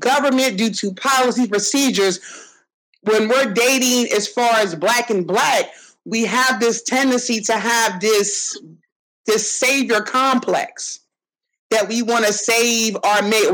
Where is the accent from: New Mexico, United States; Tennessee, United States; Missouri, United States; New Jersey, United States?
New Jersey, United States; also born or lived in Atlantic City / Ventnor; I'm from Jersey